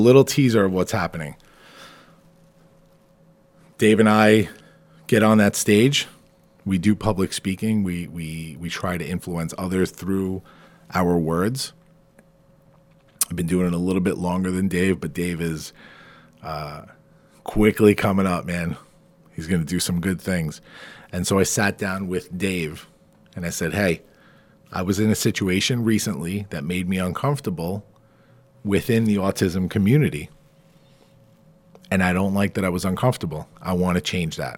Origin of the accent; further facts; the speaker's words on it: Farmingdale, New York, United States; my hometown of Farmingdale